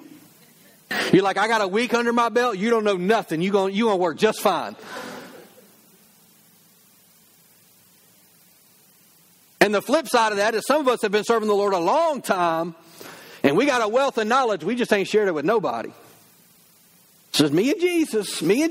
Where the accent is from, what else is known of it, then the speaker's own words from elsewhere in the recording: the South, United States; I grew up in the South